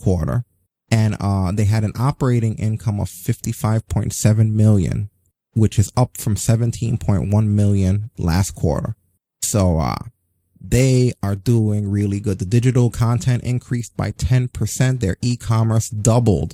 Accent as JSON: {"language": "English", "region": "New York", "country": "United States", "tie": "born or raised there", "said": "I grew up in New York, and in the rough time in the 80s when like the actual ghetto neighborhoods were the ghetto neighborhoods"}